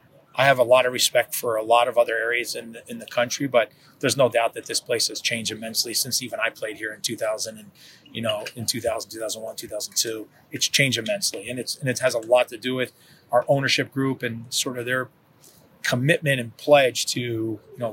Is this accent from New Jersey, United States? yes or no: yes; New Jersey, United States; also born or lived in Kansas; now in Kansas City, United States; I'm from New Jersey. I consider myself probably more of a Kansan now than a New Jerseyan.